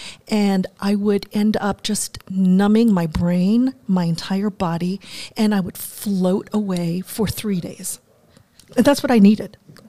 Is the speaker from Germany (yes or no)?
yes; Germany; moved away; also born or lived in Washington, D.C.; Well, I grew up in Germany. My father was in the military. My mother was German, so I had, you know, this bicultural, bilingual upbringing.